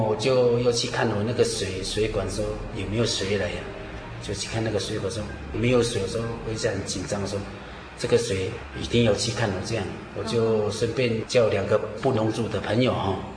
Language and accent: Chinese; Lushan tribe, Nantou County, Taiwan; 我来自 呃，庐山部落， 呃，属于庐山教会的信徒